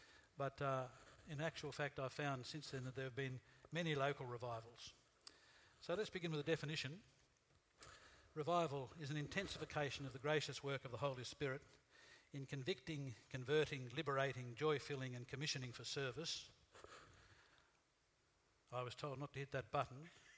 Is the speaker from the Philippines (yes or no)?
no; Australia; We Australians have a reputation for being not very religious.